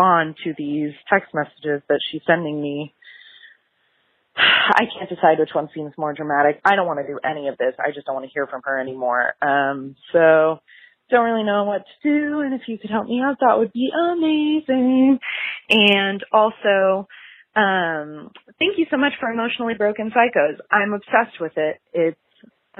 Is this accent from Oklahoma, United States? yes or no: yes; Oklahoma, United States; I am from Oklahoma, and I'm 23.